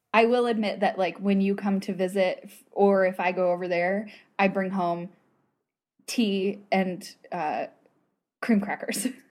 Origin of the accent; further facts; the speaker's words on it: United States; accent: American; my American accent